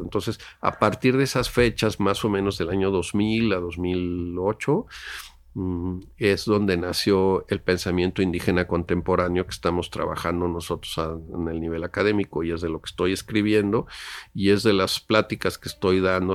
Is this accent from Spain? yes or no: no; Mexico City, Mexico; moved away as an adult; also born or lived in Oaxaca; de niño mis papás íbamos, mi papá tenía una asociación de ayuda al otomí, me acuerdo, en la zona otomí aquí cerca del Valle de México